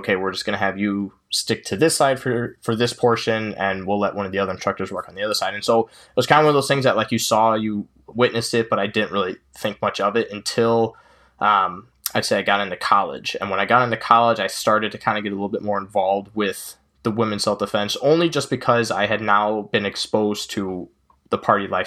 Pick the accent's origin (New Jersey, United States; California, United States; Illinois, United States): Illinois, United States; Chicago suburbs; I'm from the Chicago suburbs.